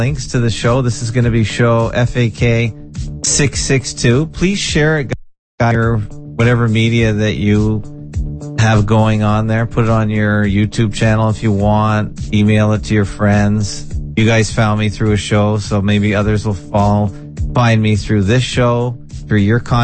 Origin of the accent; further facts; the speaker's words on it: Canada; I'm a Canadian though, just in name only